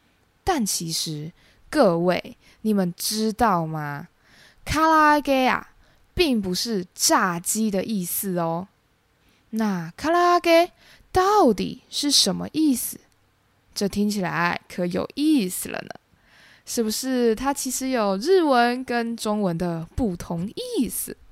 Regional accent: Taiwan; 身为台湾人，日本是很多人第一次自助旅行时的首选。除了因为日本地理位置相对靠近台湾，台湾跟日本之间交流频繁之外

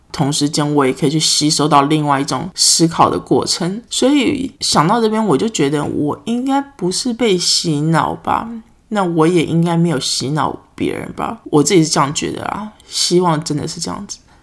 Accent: Taiwan; moved away; 我来自台湾啊

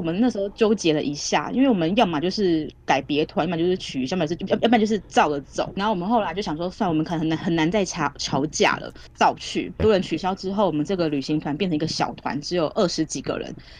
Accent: Taiwan; 我们台湾人

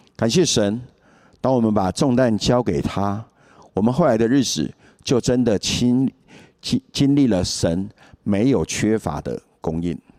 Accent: Taiwan; 我来自眷村家庭，父亲在民国三十八年，随着国民政府军来台。在年轻的时候，有人传福音给他，他就很单纯地接受了耶稣，加入教会。所以我从小就参加教会的活动。虽然小时候父亲严格要求我们一定要到教会去，但我并不是真正地认识耶稣。国中后，我就渐渐脱离教会

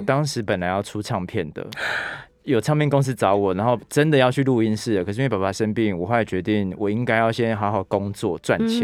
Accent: Taitung, Taitung County, Taiwan; moved away as an adult; also born or lived in Taipei / United States; 因为我是台东长大的孩子嘛

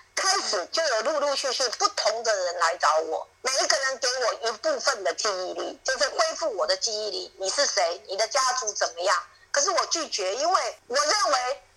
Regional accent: Tongluo, Miaoli County, Taiwan; 我出生在苗栗的铜锣，那苗栗有一个地方叫大平顶

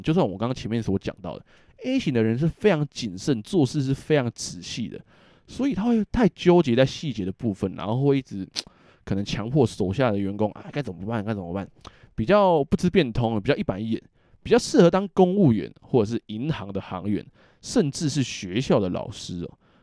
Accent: Taiwan; now in Japan; 我们台湾人

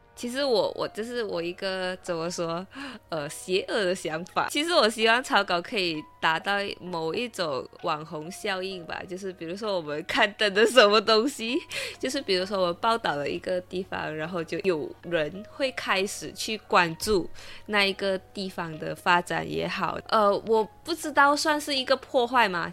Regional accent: Malaysia; 身为马来西亚人

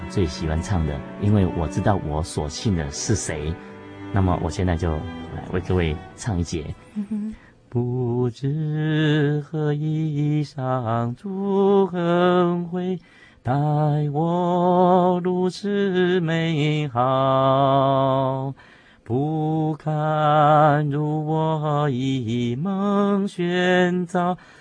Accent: Taiwan; 另外在教会里面呢，啊，的成长过程，说起来是非常地感谢主啊，因为毕竟是在一个乡下地方啊，元首的教会就是乌龙教会

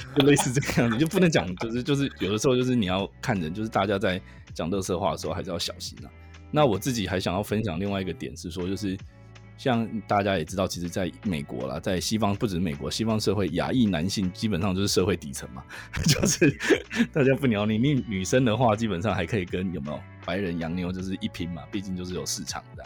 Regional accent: Taiwan; also born or lived in Wisconsin; 我们 身为台湾人

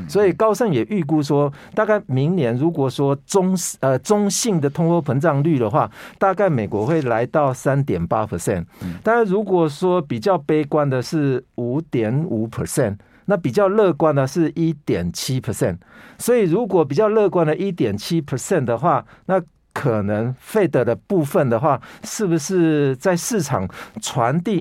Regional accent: Taiwan; 我们台湾人是扣三十趴

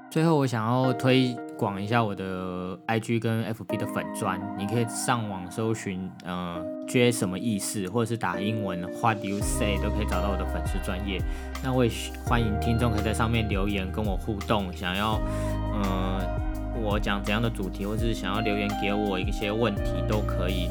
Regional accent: Miaoli County, Taiwan; moved away as an adult; also born or lived in Taipei; 我是出生在苗栗国的一个客家子弟，土生土长的苗栗人。我在大学之前都在苗栗念书，然后大学硕士就到台北去念书

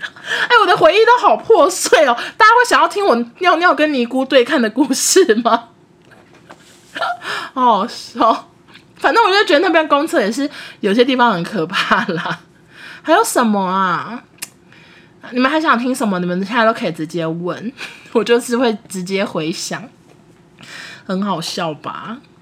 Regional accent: Taiwan; moved away as an adult; also born or lived in Beijing; 他们都听得出来我们是台湾人

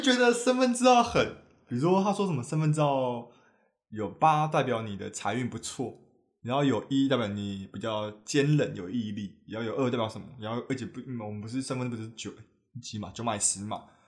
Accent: New Taipei, Taiwan; 我是新北人

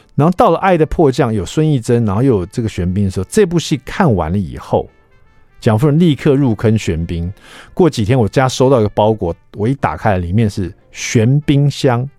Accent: Taiwan; 我们台湾人爱看

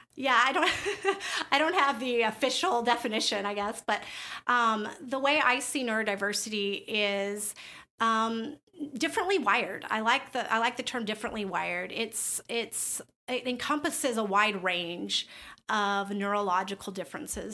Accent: the South, United States; I grew up in the South

